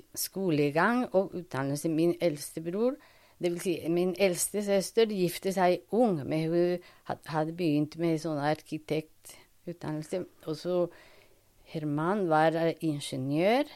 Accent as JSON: {"language": "Norwegian", "region": "Bogotá", "country": "Colombia", "tie": "born or raised there", "also_born_or_lived": "Toulouse, France / Paris, France", "second_language": "Norwegian", "moved": "as an adult", "lives_now": "Norway", "said": "jeg er fra Colombia. Mm. Jeg ble født i Bogotá"}